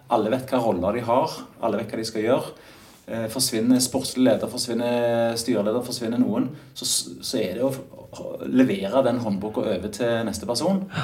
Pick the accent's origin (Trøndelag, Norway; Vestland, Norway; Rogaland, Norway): Rogaland, Norway; Stavanger; also born or lived in Oslo; innflytter fra, direkte fra Oslo etter ti år der, men jeg kommer jo fra Stavanger.